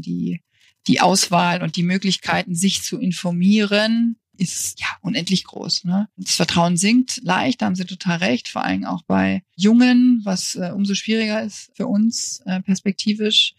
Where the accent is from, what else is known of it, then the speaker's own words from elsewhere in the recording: near Munich, Bavaria, Germany; moved away as an adult; also born or lived in Berlin; ich komme aus der Nähe von München, also aus Bayern.